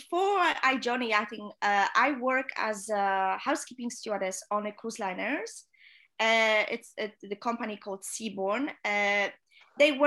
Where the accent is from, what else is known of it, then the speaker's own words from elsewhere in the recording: Poland; English is a second language; moved away as an adult; also born or lived in Fort Lauderdale / Netherlands / South Africa; home in my home country. I'm from Poland